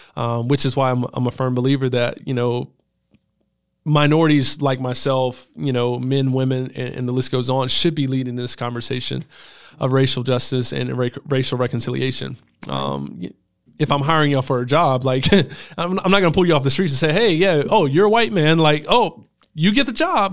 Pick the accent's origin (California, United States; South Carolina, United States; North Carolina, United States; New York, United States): South Carolina, United States; Greenville; I grew up in West Greenville